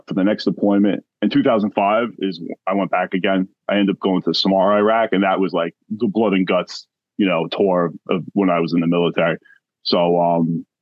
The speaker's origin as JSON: {"language": "English", "area": "Long Island", "region": "New York", "country": "United States", "tie": "born or raised there", "said": "I grew up in Long Island, New York"}